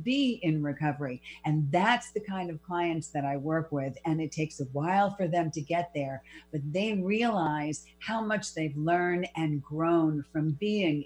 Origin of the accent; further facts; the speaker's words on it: New York City, New York, United States; I was born and raised in the Bronx. I'm a Bronx girl of over 30 years